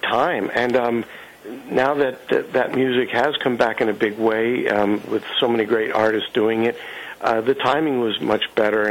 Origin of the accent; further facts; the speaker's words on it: New York City, New York, United States; now in Los Angeles, United States; I grew up in the Flatbush section